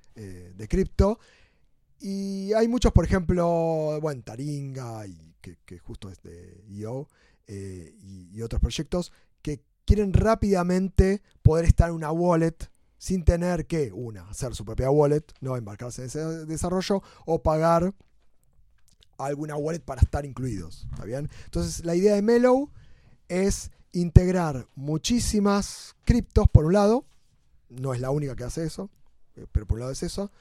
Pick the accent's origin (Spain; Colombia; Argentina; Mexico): Argentina; como argentinos